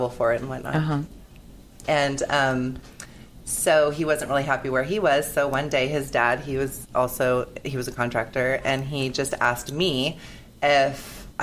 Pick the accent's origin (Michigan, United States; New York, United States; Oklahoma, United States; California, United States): California, United States; San Diego; I'm from San Diego, and my husband and I have had a construction company for 20 years